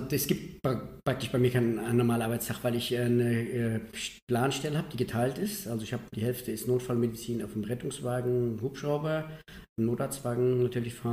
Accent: Bad Schwalbach, Hesse, Germany; Ich komme ja aus Bad Schwalbach. Bin in Limburg an der Lahn auf die Schule gegangen und da war Gießen das nächste.

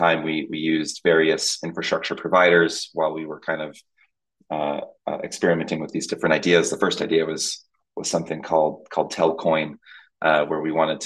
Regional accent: Tampa, Florida, United States; also born or lived in Dominican Republic; I was born in the Dominican Republic in the Caribbean, but from 2 years old, moved to Tampa, Florida

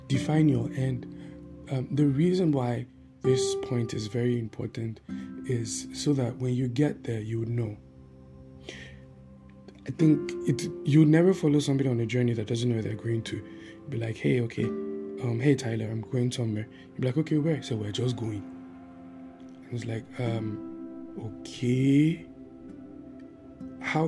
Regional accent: Taraba, Nigeria; now in Abuja, Nigeria; I'm from Taraba State

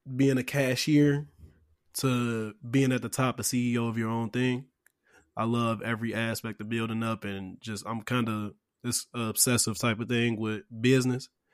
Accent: Chicago, Illinois, United States; I'm from Chicago

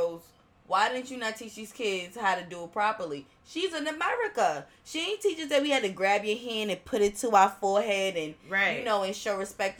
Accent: Philippines; And you come across an older Filipino man or woman, and you tell them, I'm Filipino too. They want to know how.

